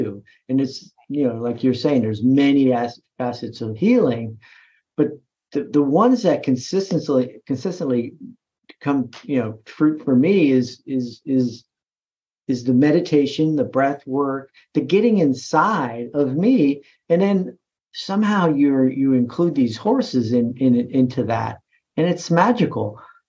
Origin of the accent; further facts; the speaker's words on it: East Coast, United States; I'm from the East Coast. I've never heard, you know, it's like, okay, well, let's just think of this as exercise then.